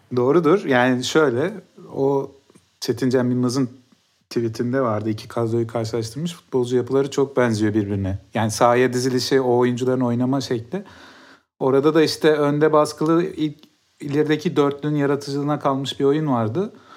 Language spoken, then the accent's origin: Turkish; Mersin, Turkey; Ben de Mersin'de büyüdüm.